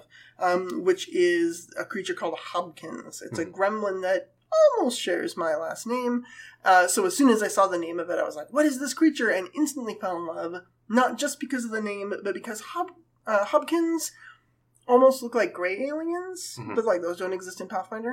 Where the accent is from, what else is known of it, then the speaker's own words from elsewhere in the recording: California, United States; I grew up in California